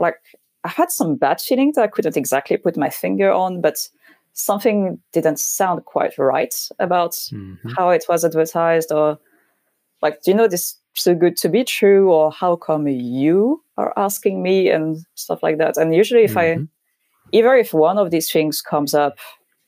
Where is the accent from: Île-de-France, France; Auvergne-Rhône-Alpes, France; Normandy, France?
Normandy, France; English is a second language; moved away as an adult; also born or lived in Paris / United Kingdom; I grew up in Normandy